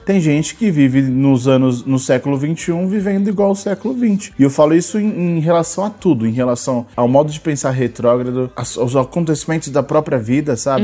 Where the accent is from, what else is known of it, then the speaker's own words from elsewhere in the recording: São Paulo, Brazil; nós somos de São Paulo